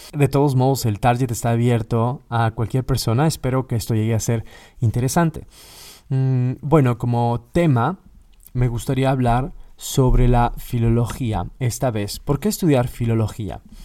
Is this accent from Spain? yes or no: no; Mexico; moved away as an adult; also born or lived in Katowice, Poland; now in Warsaw, Poland; soy mexicano, egresado de la Universidad Nacional Autónoma de México